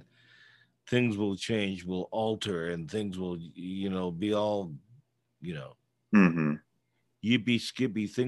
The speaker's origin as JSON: {"language": "English", "area": "the Bay Area", "region": "California", "country": "United States", "moved": "yes", "said": "I was originally from the Bay Area, but I'm still in many ways rooted there still"}